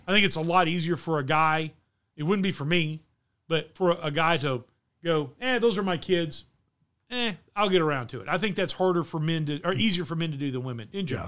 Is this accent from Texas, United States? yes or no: yes; Wichita Falls, Texas, United States; Mike and I grew up in Wichita Falls, Texas